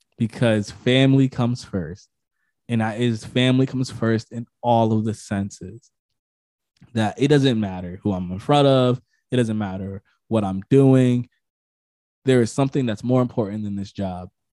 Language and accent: English; Connecticut, United States; I'm from Connecticut